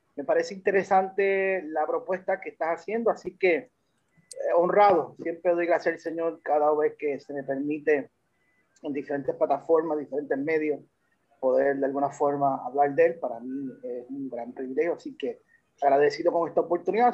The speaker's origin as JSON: {"language": "Spanish", "country": "Puerto Rico", "tie": "born or raised there", "also_born_or_lived": "United States", "said": "soy de padre puertorriqueño, de madre dominicana, nací en Estados Unidos y llegué a, esta isla en el 1979 a la edad en segundo grado. De ahí pues hemos eh, estado acá permanente"}